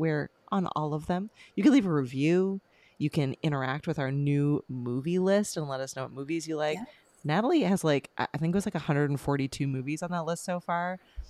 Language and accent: English; Canada; we're Canadian.